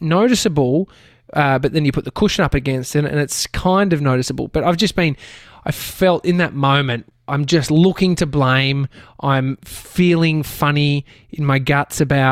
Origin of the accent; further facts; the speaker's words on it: Brighton, Victoria, Australia; Where I grew up in Brighton, there was a house